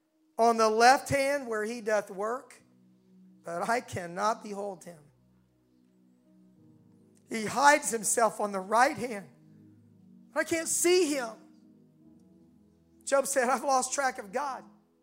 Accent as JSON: {"language": "English", "region": "the South", "country": "United States", "accent": "southern", "said": "They really loved my southern accent, which I had at that time still, you know."}